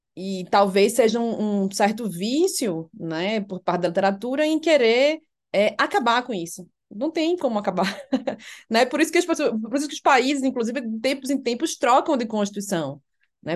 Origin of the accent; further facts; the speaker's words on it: Recife, Pernambuco, Brazil; moved away as an adult; now in Brasília, Brazil; você é de Recife, eu, sim